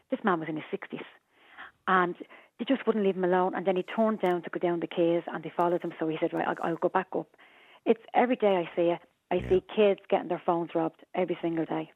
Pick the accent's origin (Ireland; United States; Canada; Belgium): Ireland; Dublin, Leinster; I'm from Dublin.